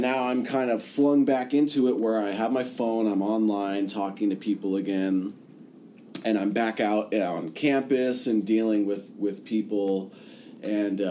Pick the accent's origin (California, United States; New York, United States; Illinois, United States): California, United States; I'm from California